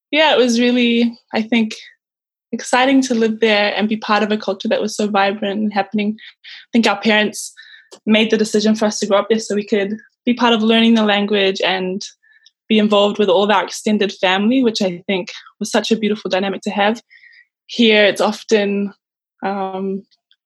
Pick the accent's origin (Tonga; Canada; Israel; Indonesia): Tonga; moved away as an adult; now in Goodna, Australia; Growing up in Tonga was very different.